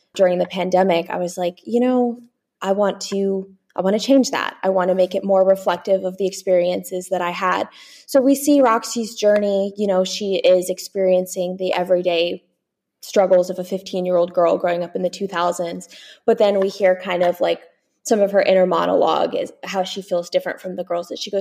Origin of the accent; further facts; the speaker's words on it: United States; I'm American